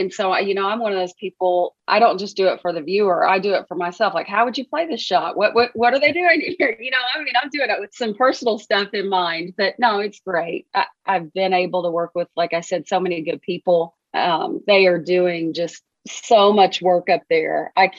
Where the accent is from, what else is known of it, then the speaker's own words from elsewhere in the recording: Arkansas, United States; Anybody who knows me knows how much I care about my home state. I love it. I'm so proud to be an Arkansan. There aren't better people in the world than Arkansans.